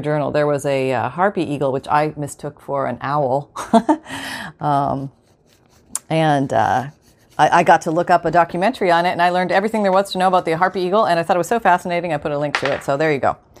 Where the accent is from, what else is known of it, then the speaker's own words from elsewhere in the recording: Canada; I'm from Canada